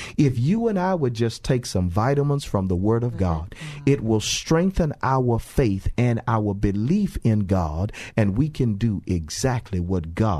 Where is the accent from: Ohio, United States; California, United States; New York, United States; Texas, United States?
Texas, United States; we talked about both of us growing up in Fifth Ward. But we lived in what we called at the time the Coke Apartments, but they were actually the Clemmie Manor Apartments across the street from Finnegan Park.